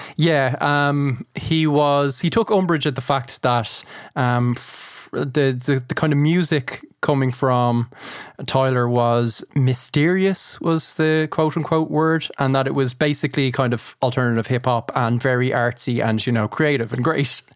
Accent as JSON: {"language": "English", "country": "Ireland", "said": "as an Irish man"}